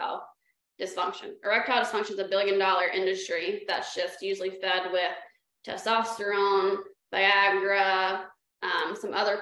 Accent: South Carolina, United States; moved away; I'm from South Carolina

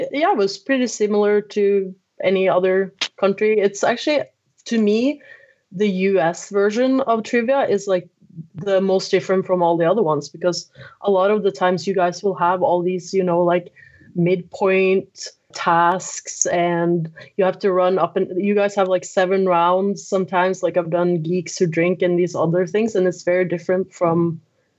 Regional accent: Oslo, Norway; I am from Oslo, Norway, and I work at the University of Oslo

